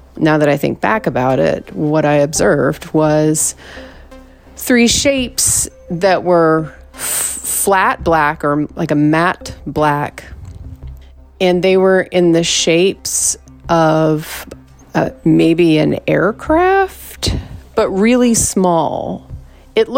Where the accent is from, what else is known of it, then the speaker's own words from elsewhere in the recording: the East, East Coast, United States; moved away; also born or lived in Southwest; I'm from the East